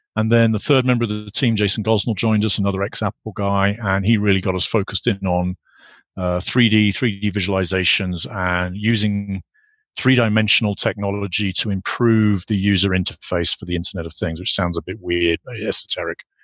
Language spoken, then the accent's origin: English; United Kingdom; moved away as an adult; also born or lived in Ireland; I grew up in the UK, obviously, as you can you can probably gather from my accent